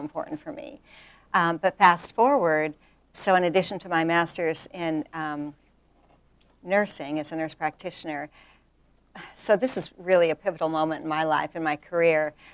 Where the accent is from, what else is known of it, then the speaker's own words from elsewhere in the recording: rural South Dakota, United States; moved away as an adult; now in North Carolina, United States; I grew up in rural South Dakota